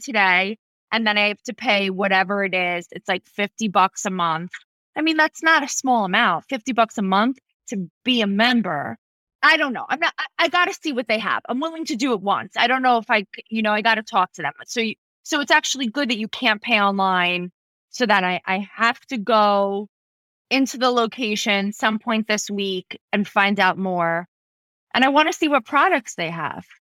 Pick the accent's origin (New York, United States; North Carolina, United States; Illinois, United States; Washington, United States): New York, United States; East Meadow; I really grew up on Long Island